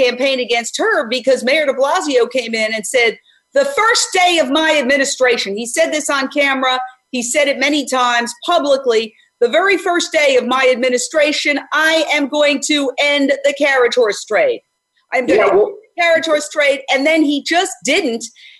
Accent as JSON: {"language": "English", "town": "New York City", "region": "New York", "country": "United States", "tie": "born or raised there", "moved": "as an adult", "lives_now": "California, United States", "said": "I grew up in Midtown Manhattan."}